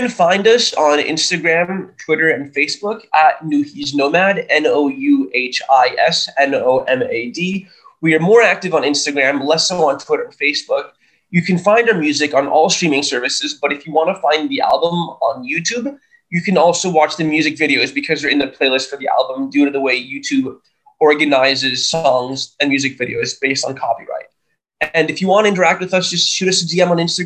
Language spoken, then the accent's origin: English; New York, United States; I was given the privilege of being born and raised in New York